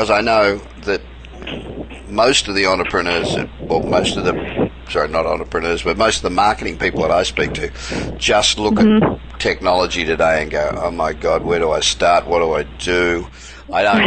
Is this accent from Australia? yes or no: yes; Australia; moved away as an adult; now in United States; I'm Australian, and I've been living in America for 27 years